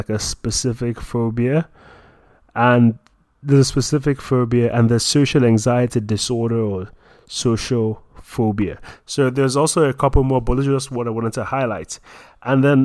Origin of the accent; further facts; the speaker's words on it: Nigeria; I'm a Nigerian, I'm a Christian